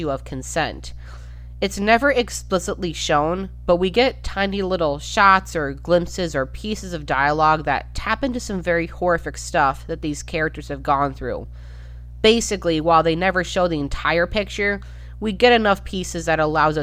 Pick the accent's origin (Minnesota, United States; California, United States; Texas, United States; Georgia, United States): Minnesota, United States; I've spent the majority of my life in Minnesota